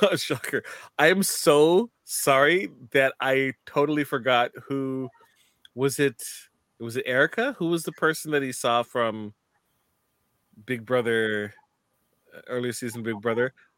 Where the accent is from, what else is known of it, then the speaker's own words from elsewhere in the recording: Canada; from a Canadian stand, standpoint